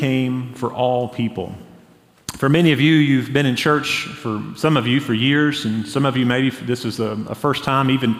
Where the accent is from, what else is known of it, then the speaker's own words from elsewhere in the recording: Hendersonville, North Carolina, United States; I grew up in Hendersonville, North Carolina